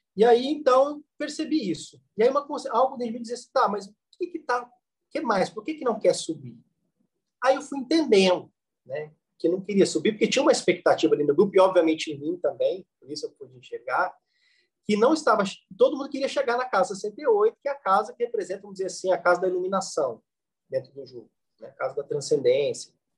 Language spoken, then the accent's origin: Portuguese; Varginha, Minas Gerais, Brazil; Eu sou de Varginha, né? Nascido em Varginha